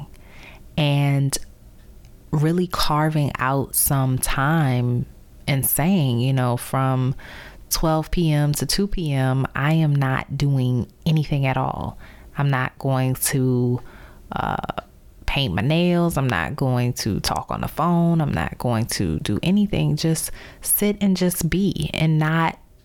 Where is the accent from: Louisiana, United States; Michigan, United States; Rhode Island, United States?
Louisiana, United States; New Orleans; moved away as an adult; also born or lived in Baltimore / Chicago / Dallas; from my hometown of New Orleans